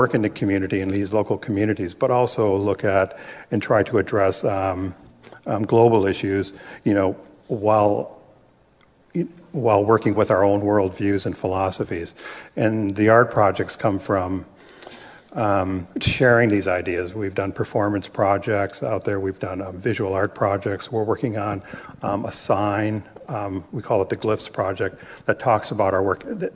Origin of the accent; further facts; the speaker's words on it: Rama First Nation, Ontario, Canada; now in Bridgenorth, Canada; I'm also from Rama, but I live in Bridge North, which is a town just a little bit north of Peterborough.